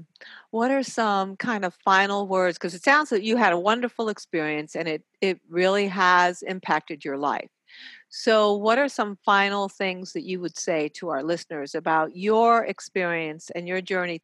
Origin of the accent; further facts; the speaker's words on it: New York, United States; I'm from New York